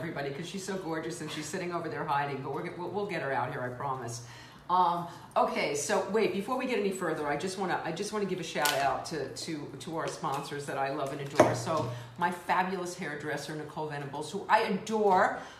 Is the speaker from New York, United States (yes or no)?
yes; New York City, New York, United States; I grew up in the Bronx, so it was apartment buildings.